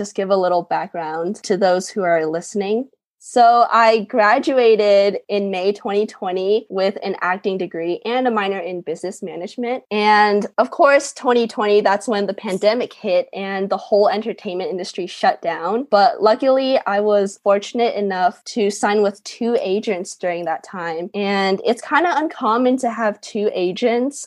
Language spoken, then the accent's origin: English; Houston, Texas, United States; now in Los Angeles, United States; I'm originally from Houston, Texas, and right now I live in Los Angeles, or the area around it